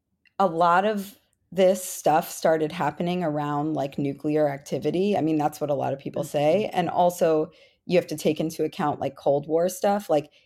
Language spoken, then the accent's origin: English; Florida, United States; Now it's Marco Rubio, from my home state of Florida.